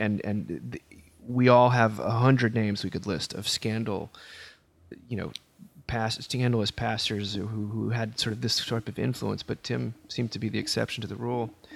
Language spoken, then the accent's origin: English; Northeast, United States; I was raised in the Northeast